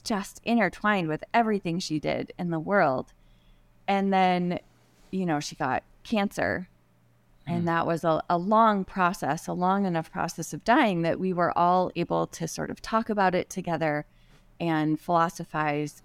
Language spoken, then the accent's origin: English; Midwest, United States; where I grew up in the Midwest